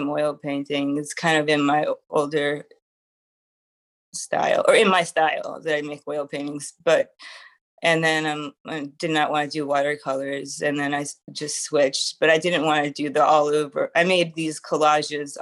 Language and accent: English; Long Island, New York, United States; I'm from Long Island